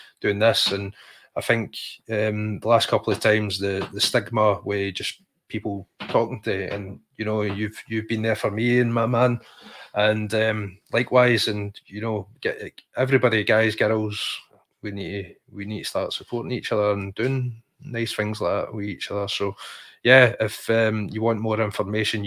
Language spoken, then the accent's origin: English; Livingston, Scotland, United Kingdom; they're calling it the Scheme Livy, because that's where we grew up in the day